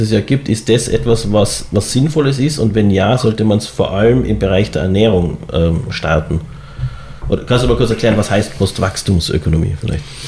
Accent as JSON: {"language": "German", "region": "Tyrol", "country": "Austria", "said": "ich als Tiroler"}